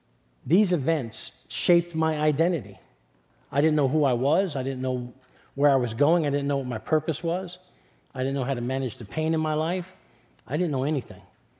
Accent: New York City, New York, United States; So I was born and raised in East Harlem in New York City. I'm not sure if you can tell by my accent. So I grew up in the middle of Spanish and Black Harlem

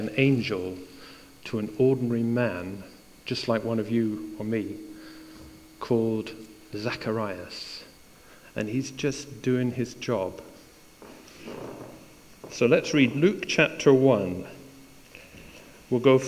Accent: East Coast of Scotland, United Kingdom; moved away; also born or lived in Perth, Scotland / Wick, Scotland / London; I was raised on the East Coast, believe it or not, born in Perth, all the way up to Wick as well. But then we went to a place called London

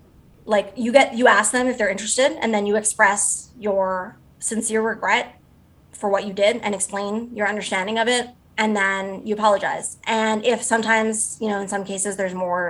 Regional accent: Canada; I'm also a Canadian

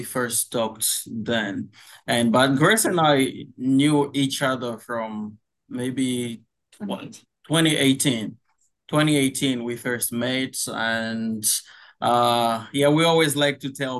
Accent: DR Congo; also born or lived in Michigan, United States / Indiana, United States; now in Indianapolis, United States; So I was born in the Democratic Republic of Congo. My family immigrated to the United States in 2014.

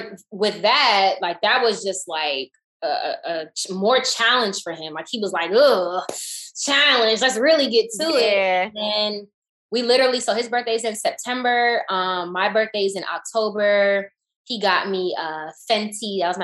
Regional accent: the South, United States; especially growing up in the South

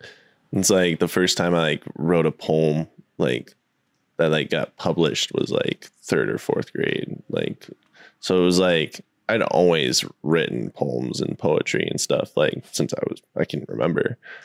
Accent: Wyoming, United States; I grew up in Wyoming, man.

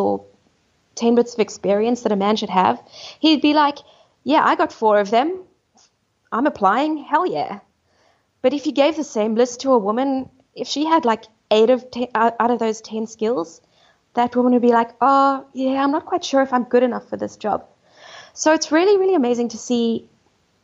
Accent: South Africa; moved away; also born or lived in United Kingdom; growing up in South Africa was idyllic

